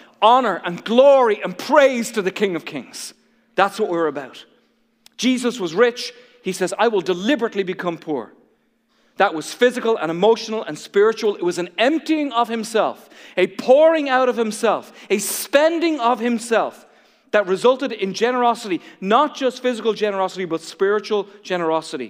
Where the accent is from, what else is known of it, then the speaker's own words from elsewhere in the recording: Ireland; moved away; I feel like a traitor to my own home country. I feel like I'm supposed to love golf and be good at golf because I'm from Ireland